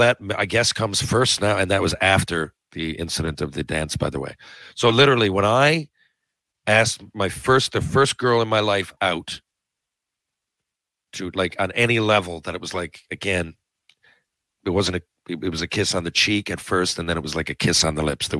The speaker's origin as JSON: {"language": "English", "town": "Mount Pearl", "region": "Newfoundland and Labrador", "country": "Canada", "tie": "born or raised there", "said": "Growing up in Mount Pearl, Newfoundland"}